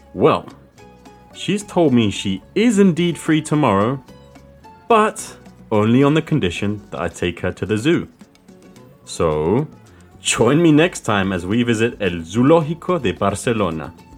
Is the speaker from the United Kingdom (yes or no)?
yes; London, United Kingdom; soy de Londres